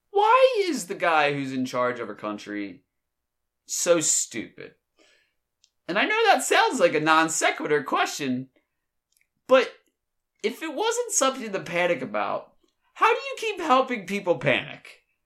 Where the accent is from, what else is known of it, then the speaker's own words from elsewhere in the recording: Delaware, United States; I'm from Delaware